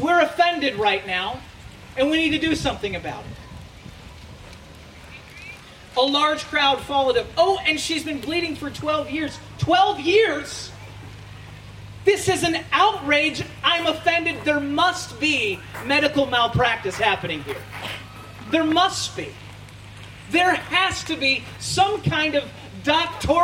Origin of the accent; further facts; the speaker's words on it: United States; As an American